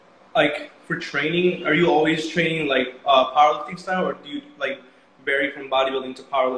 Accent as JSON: {"language": "English", "town": "Chicago", "region": "Illinois", "country": "United States", "said": "I'm from Chicago."}